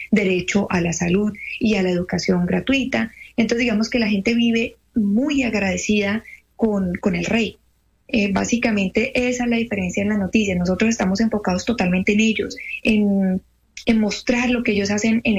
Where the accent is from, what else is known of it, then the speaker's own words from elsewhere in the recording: Cali, Valle del Cauca, Colombia; now in Qatar; Yo soy de Cali.